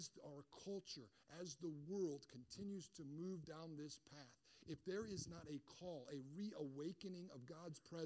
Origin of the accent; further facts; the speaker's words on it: Michigan, United States; I grew up in Michigan